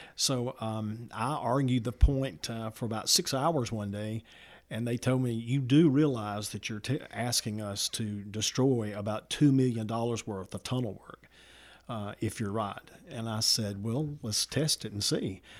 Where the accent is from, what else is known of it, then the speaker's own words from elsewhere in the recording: Walker County, Alabama, United States; also born or lived in Summerton, Alabama / Kimberly, Alabama; from Summerton, Alabama, grew up in Walker County